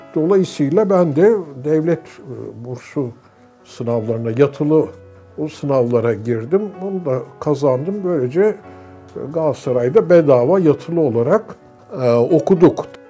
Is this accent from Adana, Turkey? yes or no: no; Istanbul, Turkey; also born or lived in Grenoble, France; Ben İstanbul'da büyümüşüm.